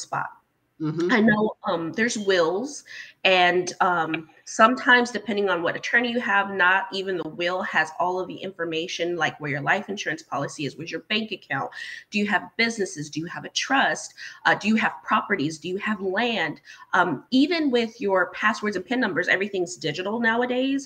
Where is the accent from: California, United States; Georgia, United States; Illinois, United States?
Illinois, United States; Chicago; I was born in Chicago, Illinois